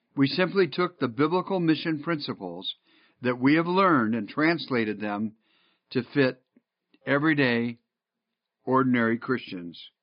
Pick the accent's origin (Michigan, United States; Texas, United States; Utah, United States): Michigan, United States; Northville; moved away; I grew up in Northville